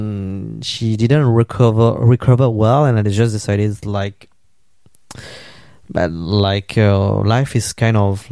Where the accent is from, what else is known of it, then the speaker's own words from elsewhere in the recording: France; I live in France, in Paris, and I come from France. And I also have some Vietnamese background.